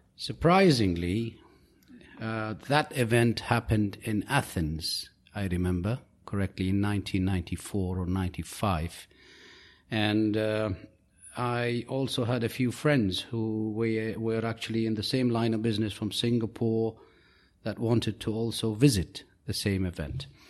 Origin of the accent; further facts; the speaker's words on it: United Arab Emirates; I'm from the United Arab Emirates.